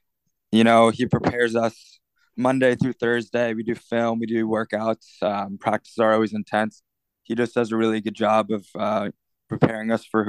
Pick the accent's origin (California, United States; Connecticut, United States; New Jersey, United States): New Jersey, United States; Mahwah; moved away as an adult; now in Tucson, United States; I'm actually back in my hometown, Mahwah, New Jersey. I've been here for about a week now.